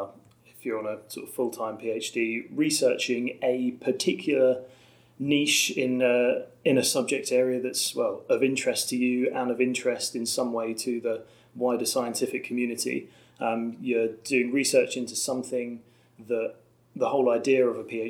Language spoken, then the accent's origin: English; Norwich, East of England, United Kingdom; also born or lived in Warwick; I've been Norwich all my life